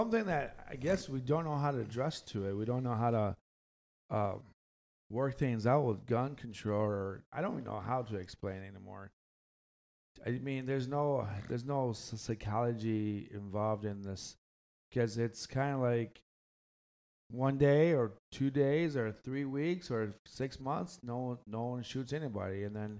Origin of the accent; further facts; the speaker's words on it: Michigan, United States; And the Midwest, the greatest state in the world, Michigan. Yes, it is. We are people from the Midwest, the Great Lakes. That's us.